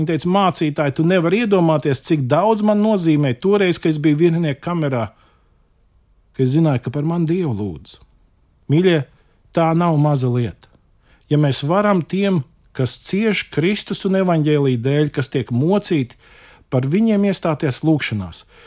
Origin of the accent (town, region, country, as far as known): Latvia